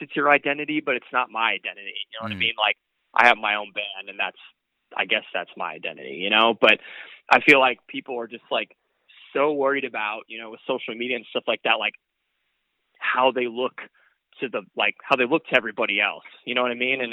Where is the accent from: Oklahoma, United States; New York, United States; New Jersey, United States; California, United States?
California, United States; Bay Area; We're from the Bay Area and California